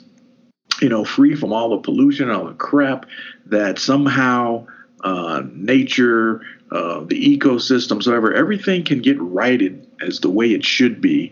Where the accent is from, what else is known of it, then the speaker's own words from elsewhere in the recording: Hardin County, Kentucky, United States; growing up in Hardin County